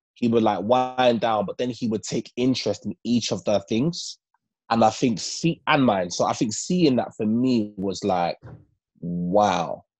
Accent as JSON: {"language": "English", "region": "London", "country": "United Kingdom", "tie": "born or raised there", "said": "growing up in Northwest London, when I was in, I used to live in a place called Kilburn in Northwest London"}